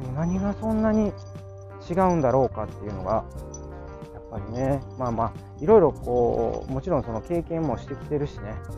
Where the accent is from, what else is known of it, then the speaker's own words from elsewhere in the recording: Kansai, Japan; accent: Kansai-ben; 関西弁丸出しのあのトーク